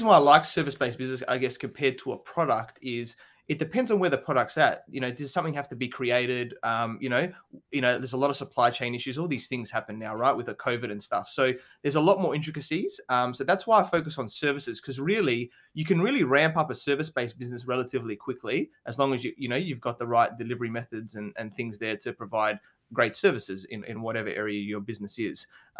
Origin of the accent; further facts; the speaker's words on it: Adelaide, South Australia, Australia; So I grew up in Adelaide, South Australia. So it's a smaller capital city in Australia.